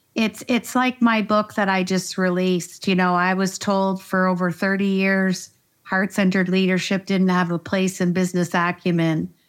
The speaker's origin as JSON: {"language": "English", "country": "Canada", "said": "I am Canadian. I'm a proud Canadian"}